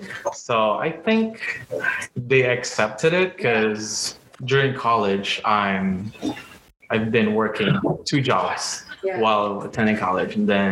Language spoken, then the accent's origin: English; Philippines; English is a second language; We learned English in the Philippines ever since like nursery or kindergarten.